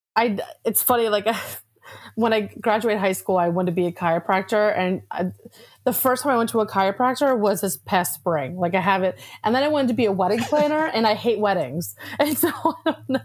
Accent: Atlantic City area, New Jersey, United States; I grew up in the Atlantic City area

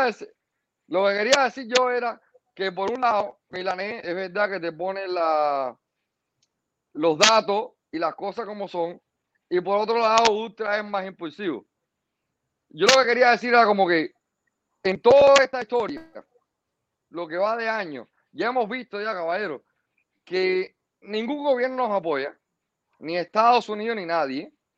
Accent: Cuba; moved away; Somos bastantes cubanos en el exilio

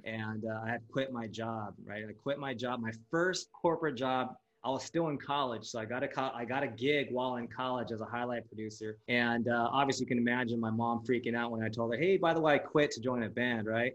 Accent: Los Angeles, California, United States; first language Japanese; also born or lived in Japan; growing up in LA, being uh, being Asian American is like the norm

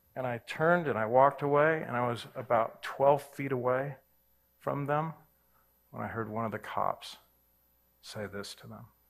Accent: Southern California, United States; I grew up in Southern California

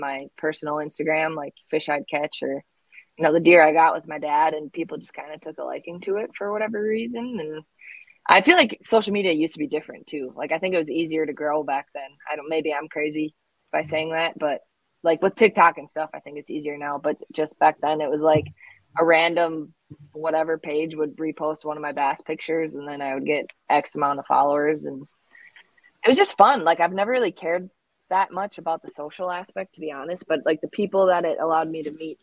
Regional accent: Wausau, Wisconsin, United States; I grew up born and raised in central Wisconsin.

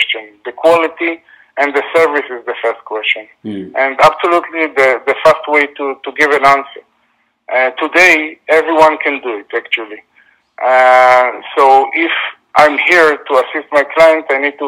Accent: Israel; I'm from Israel.

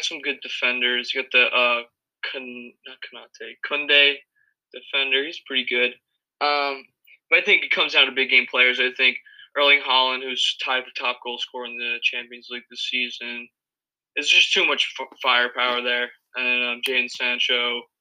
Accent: United States; I'm American

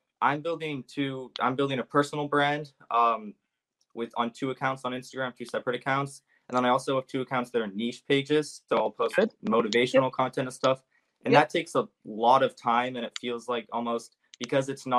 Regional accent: Bay Area, California, United States; I'm from Bay Area, California

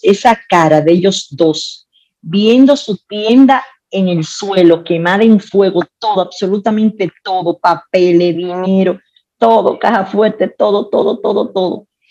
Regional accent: Santiago de los Caballeros, Santiago, Dominican Republic; yo nací en Santiago, soy de Santiago, amo la República Dominicana

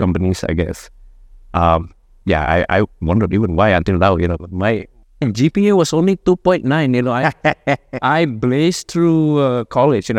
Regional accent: Jakarta, Indonesia; grew up mostly in, uh, Jakarta

